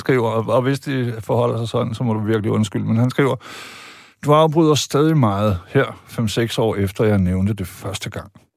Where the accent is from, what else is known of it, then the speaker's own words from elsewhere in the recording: Vejle, Southern Denmark, Denmark; jeg er født og opvokset i Vejle